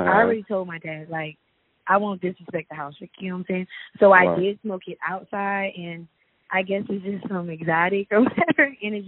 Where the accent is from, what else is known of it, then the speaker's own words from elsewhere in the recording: Camden, New Jersey, United States; now in Atlanta, United States; Camden, New Jersey.